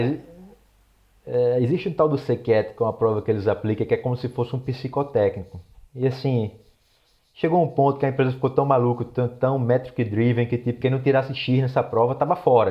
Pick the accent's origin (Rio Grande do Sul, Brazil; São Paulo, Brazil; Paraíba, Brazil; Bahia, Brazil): Paraíba, Brazil; João Pessoa; moved away as an adult; also born or lived in San Diego, United States / Torrance, United States; now in Los Angeles, United States; sou de João Pessoa, na Paraíba. Atualmente eu moro em Los Angeles, na, na Califórnia